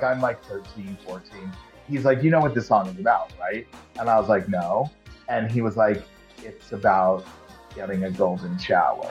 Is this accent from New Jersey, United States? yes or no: no; Long Island, New York, United States; I'm from Long Island, Italian, raised Catholic